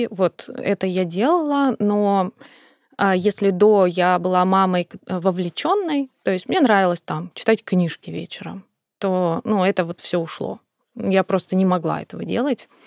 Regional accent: North Caucasus, Russia; born there; Я сама родилась на Кавказе. И для Кавказа это абсолютно нормальная история.

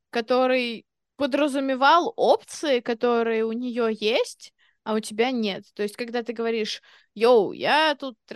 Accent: England, United Kingdom; Извините, я из Англии просто.

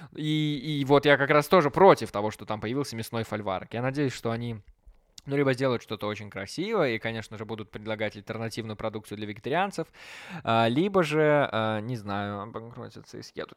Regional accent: Belarus; now in Minsk, Belarus; частный бизнес развивается в моем родном городе

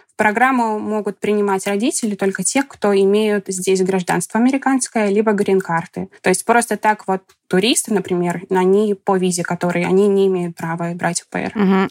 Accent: Kursk, Kursk Oblast, Russia; moved away as an adult; also born or lived in Moscow; now in United States; до этого работала в Курске, я из Курска, это маленький город.

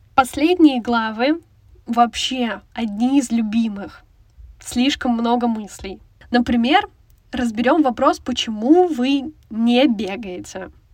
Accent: Lipetsk, Lipetsk Oblast, Russia; Я сама из Липецка

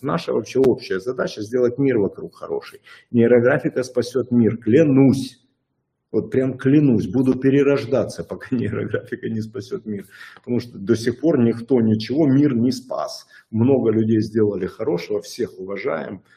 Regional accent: Odesa, Odesa Oblast, Ukraine; я человек из Одессы

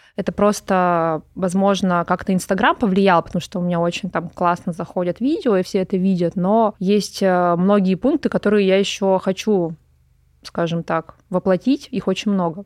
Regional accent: Pervouralsk, Sverdlovsk Oblast, Russia; moved away as an adult; also born or lived in Moscow; Я родилась в Москве, когда у меня родители учились в МГУ, но потом что-то их занесло на Урал, туда далеко. И я до 18 лет жила в очень маленьком уральском городке под Екатеринбургом, Первоуральск

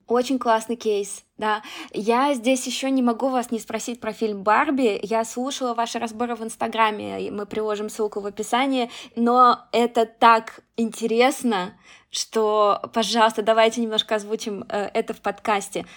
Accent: Russia; я из России

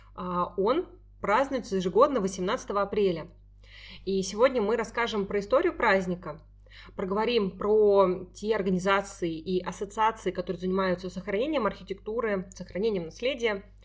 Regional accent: Saint Petersburg, Russia; мы с Дашей из Петербурга

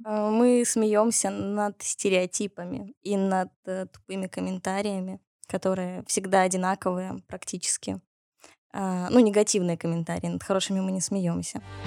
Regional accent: Minsk, Belarus; Хоть я и росла в Беларуси, в Минске

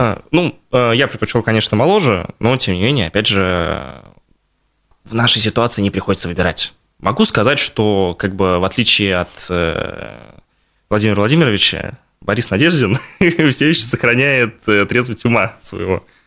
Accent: Bashkortostan, Russia

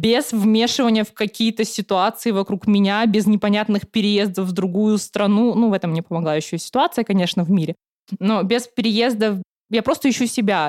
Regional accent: Khanty-Mansiysk, Khanty-Mansi Autonomous Okrug, Russia; moved away as an adult; now in Saint Petersburg, Russia; я приехала из Ханты-Мансийска, я приехала отучиться в Санкт-Петербурге в Мечниково

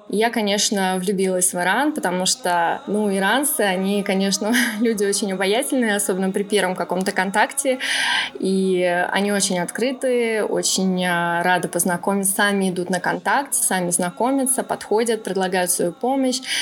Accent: Podolsk, Moscow Oblast, Russia; moved away as an adult; now in Tehran, Iran; выросла я в основном в Подольске, в Подмосковье

